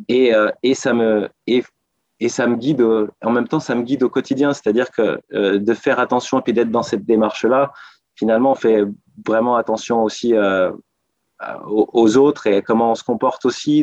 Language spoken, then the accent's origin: French; Annecy, Auvergne-Rhône-Alpes, France; moved away as an adult; now in Paris, France; quand j'étais petit, parce que moi, je viens d'une province, je viens d'Annecy